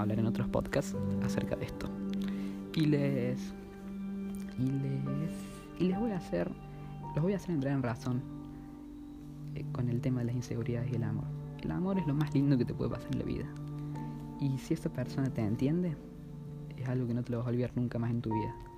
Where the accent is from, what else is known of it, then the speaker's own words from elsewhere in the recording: Córdoba, Argentina; soy de Córdoba, capital argentina, tengo 16 años